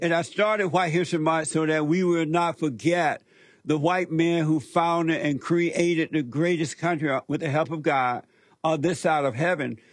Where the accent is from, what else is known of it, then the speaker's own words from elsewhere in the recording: Alabama, United States; moved away; I grew up in Alabama, as you know, on a plantation